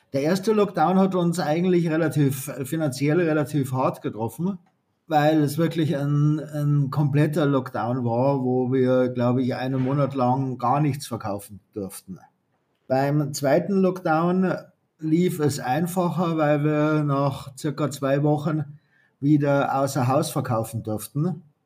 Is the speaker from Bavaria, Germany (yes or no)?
yes; Bavaria, Germany; für mich als Bayer